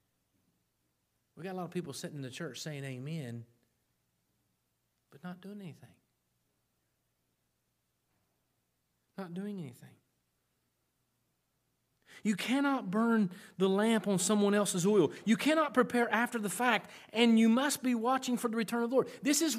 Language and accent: English; South Point, Ohio, United States; That's my hometown, South Point